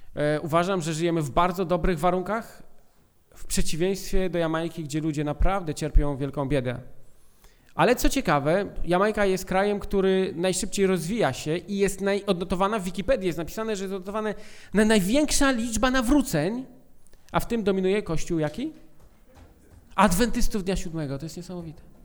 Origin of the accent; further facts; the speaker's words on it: Poland; urodziliśmy się w Polsce